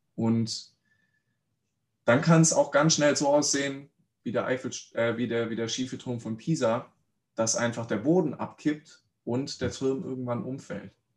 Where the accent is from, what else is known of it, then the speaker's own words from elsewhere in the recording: Reutlingen, Baden-Württemberg, Germany; Ich bin in Reutlingen aufgewachsen